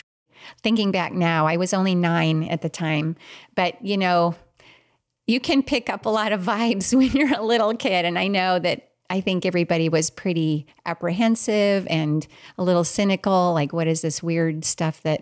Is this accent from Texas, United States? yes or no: no; Minnesota, United States; moved away; also born or lived in Australia; I was born and raised early on in Minnesota.